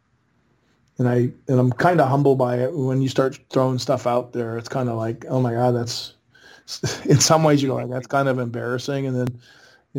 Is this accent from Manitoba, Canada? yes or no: yes; Winnipeg, Manitoba, Canada; I grew up in Winnipeg